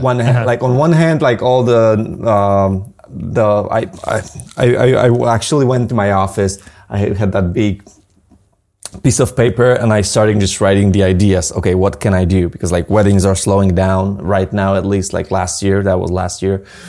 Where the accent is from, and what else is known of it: Poland